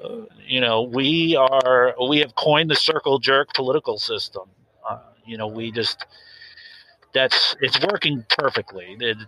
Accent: Washington, United States; I'd like to keep that quiet, but I grew up in a small town just north of Seattle.

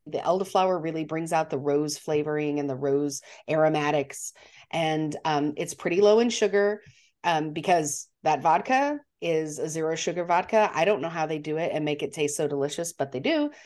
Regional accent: Montana, United States; I'm from Montana

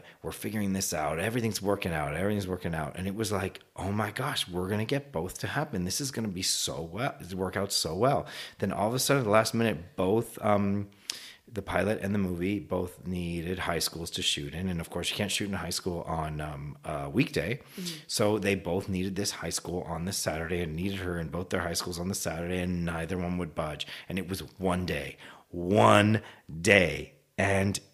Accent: Canada; moved away; I'm originally from Canada

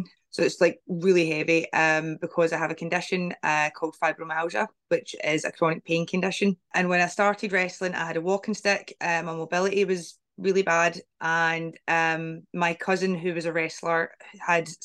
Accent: Glasgow, Scotland, United Kingdom; I got the chance to work in my home country, Scotland

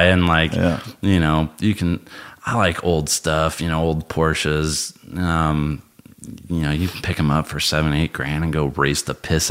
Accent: Colorado, United States; moved away as an adult; also born or lived in Imperial Beach, California; growing up in Colorado

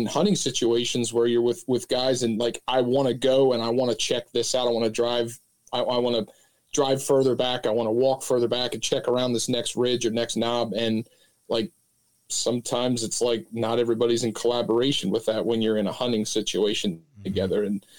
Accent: Pennsylvania, United States; I'm located down here in Southeast Pennsylvania. I grew up, I could almost see Cabela's from the house I grew u

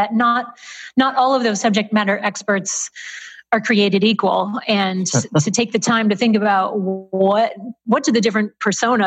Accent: Michigan, United States; moved away as an adult; also born or lived in San Francisco; I'm now based out of my home state of Michigan

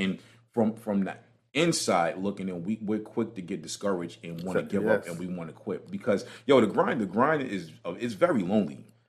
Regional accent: New York City, New York, United States; Yeah, you see the Brooklyn coming out of me, right?

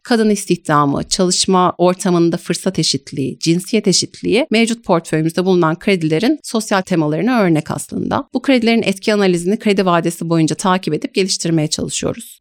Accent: Ankara, Turkey; also born or lived in Canterbury, United Kingdom; now in Istanbul, Turkey; Ankara doğumluyum.

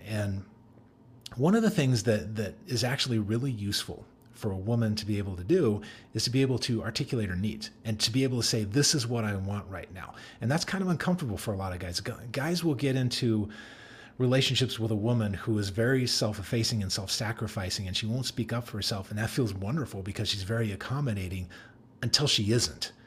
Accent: Denver, Colorado, United States; I grew up in Denver

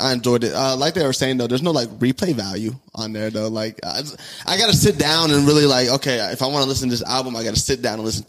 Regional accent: Tucson, Arizona, United States; I'm from Tucson

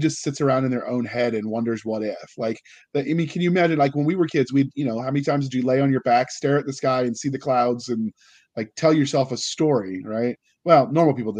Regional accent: United States; as an American who went through American public school

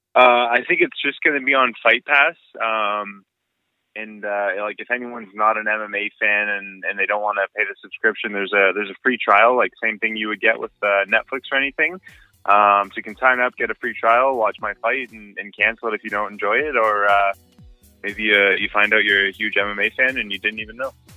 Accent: Ontario, Canada; born or raised there

